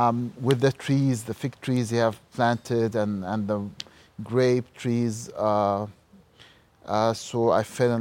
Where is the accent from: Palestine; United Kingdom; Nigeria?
Palestine; Ramallah, West Bank; moved away as an adult; also born or lived in Halle, Germany; now in Berlin, Germany; I grew up in Ramallah in Palestine